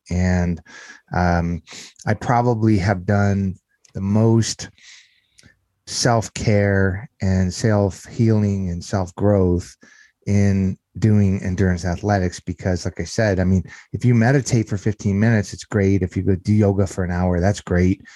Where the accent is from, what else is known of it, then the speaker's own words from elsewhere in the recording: Southern California, United States; moved away as an adult; also born or lived in Las Vegas; I grew up in Southern California, uh, in an area not too par, far from the greater Los Angeles area is where I grew up